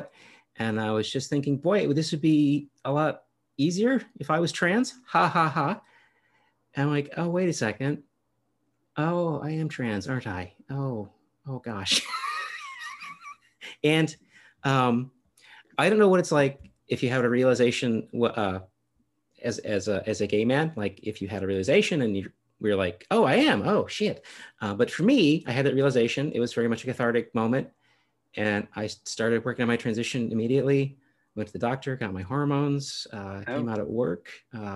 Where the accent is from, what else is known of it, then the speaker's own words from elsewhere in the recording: Chicagoland area, Illinois, United States; now in California, United States; I grew up in Chicago, a Chicagoland area, I should say, not Chicago proper